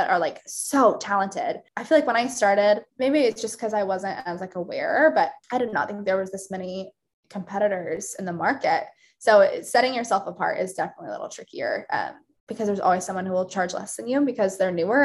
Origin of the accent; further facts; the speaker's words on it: Wichita, Kansas, United States; moved away as an adult; also born or lived in Tennessee; now in Kansas City, United States; I grew up in Wichita, like a suburb of Wichita